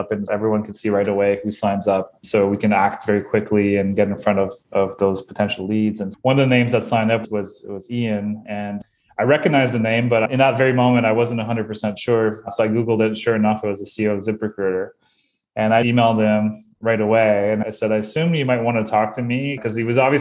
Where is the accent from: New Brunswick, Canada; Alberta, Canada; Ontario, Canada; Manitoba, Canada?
New Brunswick, Canada; Bathurst; now in Moncton, Canada; I am originally from Bathurst, New Brunswick, which is even a smaller place